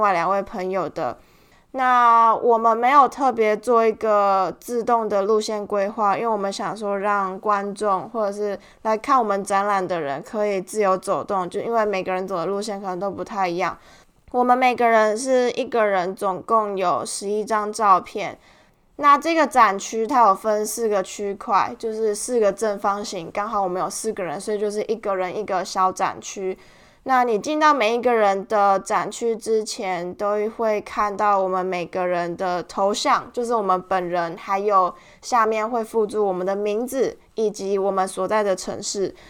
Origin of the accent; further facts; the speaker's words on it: Tainan, Taiwan; 我们都是台南人，我们四个都是台南人